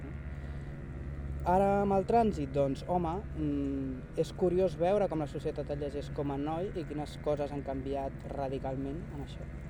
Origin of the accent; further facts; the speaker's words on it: Sabadell, Catalonia, Spain; nascut a Sabadell i he viscut a Sabadell gairebé tota la meva vida.